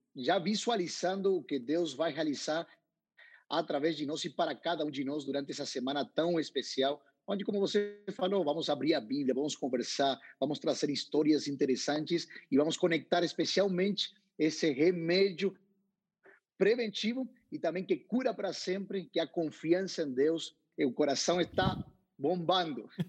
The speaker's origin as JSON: {"language": "Portuguese", "town": "Paraná", "region": "Entre Ríos", "country": "Argentina", "tie": "born or raised there", "also_born_or_lived": "South Africa", "second_language": "Portuguese", "moved": "yes", "said": "eu sou nascido em Paraná, entre rios, na frente de um rio"}